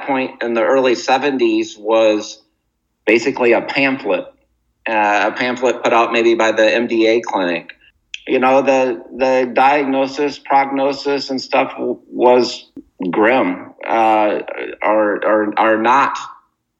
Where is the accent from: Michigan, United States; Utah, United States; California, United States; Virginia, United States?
Michigan, United States; Muskegon; moved away as an adult; so then I grew up in Muskegon, Michigan, and I went to public schools with no special accommodations.